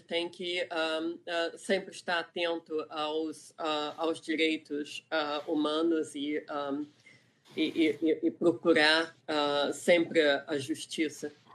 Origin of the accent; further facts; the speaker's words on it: Rio de Janeiro, Brazil; moved away as an adult; also born or lived in England; now in California, United States; eu sou do Rio de Janeiro, uh, eu cresci em Ipanema, mas eu saí do Brasil com 18 anos